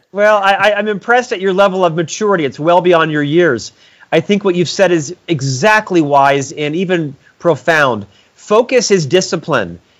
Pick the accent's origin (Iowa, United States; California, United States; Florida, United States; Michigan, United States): Florida, United States; Orlando; I was born in Orlando, Florida, to a middle class family